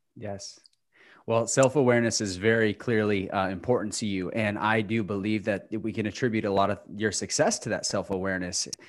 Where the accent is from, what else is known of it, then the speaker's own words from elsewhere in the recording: New Mexico, United States; now in Charlotte, United States; I'm from New Mexico